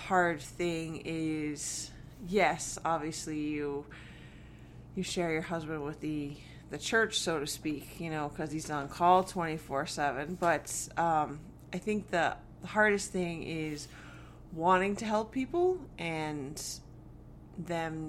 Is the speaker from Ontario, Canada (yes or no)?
yes; Hamilton, Ontario, Canada; So I was born and raised in Hamilton, Ontario. And I lived there right up until I went to Bible college at Faithway